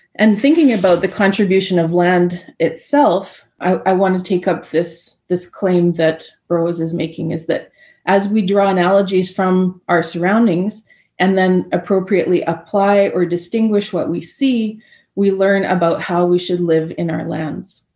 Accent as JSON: {"language": "English", "area": "Anishinaabe Territory, Treaty 1", "region": "Manitoba", "country": "Canada", "said": "I'm joining you from Anishinaabe Territory, uh, Treaty 1 in Manitoba. I'm looking out the window at my uh, home territory here"}